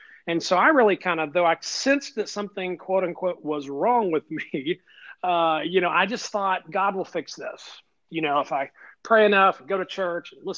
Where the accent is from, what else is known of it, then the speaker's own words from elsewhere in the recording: Alabama, United States; We Alabama folks we're humble people